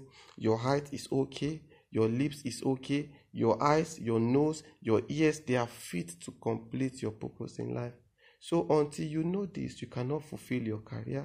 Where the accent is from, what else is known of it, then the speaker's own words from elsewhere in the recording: Benue, Nigeria; I am from Benue State. I am Idoma by tribe